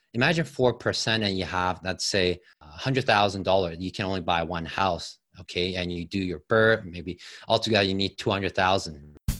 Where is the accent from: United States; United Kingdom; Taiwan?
Taiwan; moved away as an adult; also born or lived in Toronto, Canada; now in Canada; I came from Taiwan. Uh, came with a student visa at age of eighteen